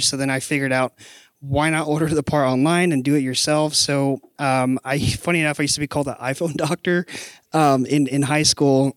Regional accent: McAllen, Texas, United States; moved away as an adult; now in San Antonio, United States; So I'm originally from the Valley, so McAllen, Texas, actually, about four hours south of here. I came to San Antonio in twenty thirteen

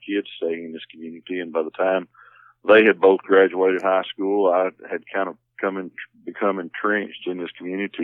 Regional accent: Warren, Texas, United States; also born or lived in Magnolia, Arkansas / Queen City, Texas; now in Simms, United States; I moved back to Texas, went back to my hometown in Warren

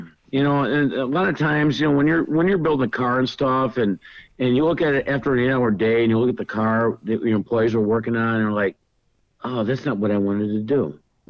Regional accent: Chicago, Illinois, United States; we're from Chicago here.

